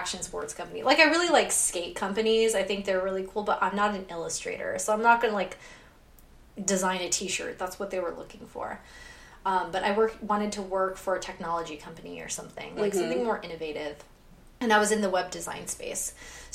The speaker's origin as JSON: {"language": "English", "town": "Victorville", "region": "California", "country": "United States", "tie": "born or raised there", "also_born_or_lived": "Huntington Beach, California", "moved": "as an adult", "lives_now": "San Francisco, United States", "said": "I grew up in Victorville, which is in San Bernardino County"}